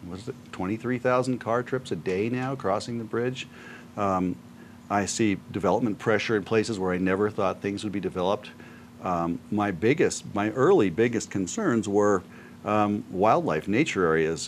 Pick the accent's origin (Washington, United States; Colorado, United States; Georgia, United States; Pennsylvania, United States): Colorado, United States; Aspen; I was born in Aspen in the, mm-hmm. the old hospital.